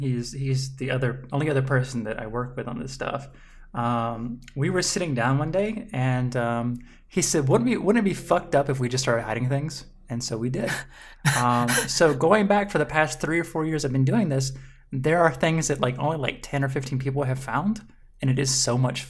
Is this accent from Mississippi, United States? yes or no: yes; Mississippi, United States; I'm from Mississippi.